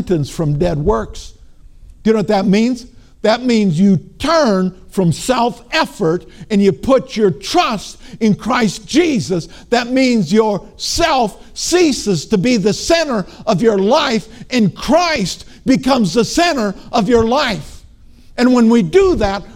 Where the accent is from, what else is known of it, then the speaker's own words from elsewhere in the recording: Minnesota, United States; I grew up in Minnesota